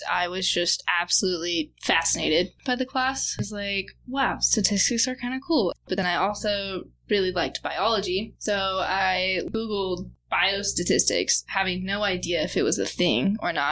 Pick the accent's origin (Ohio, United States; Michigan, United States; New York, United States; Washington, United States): Washington, United States; Kennewick; I'm from Tri Cities, Washington.